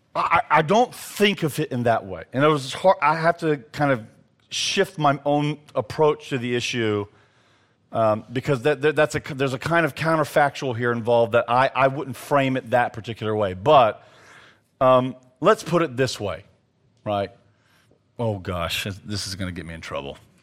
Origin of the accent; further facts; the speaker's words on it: the South, United States; as a Southerner